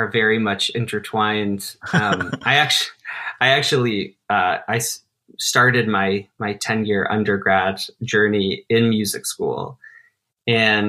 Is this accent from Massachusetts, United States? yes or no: no; Denver, Colorado, United States; moved away as an adult; now in New York City, United States; This is my hometown, is Denver